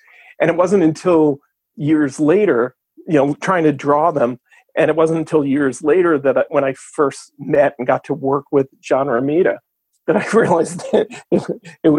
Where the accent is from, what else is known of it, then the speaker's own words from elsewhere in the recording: New York City, New York, United States; I was born and raised in Brooklyn